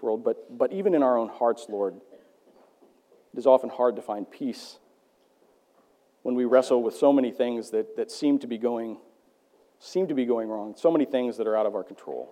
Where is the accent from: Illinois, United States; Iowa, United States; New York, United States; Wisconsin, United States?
Iowa, United States; I grew up in Iowa